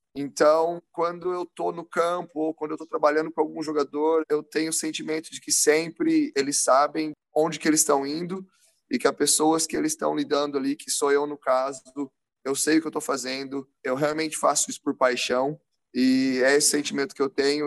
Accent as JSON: {"language": "Portuguese", "town": "Rio Claro", "region": "São Paulo", "country": "Brazil", "tie": "born or raised there", "also_born_or_lived": "Campinas", "moved": "as an adult", "lives_now": "Australia", "said": "quando eu mudei do interior de São Paulo, Rio Claro, de onde sou, para Campinas"}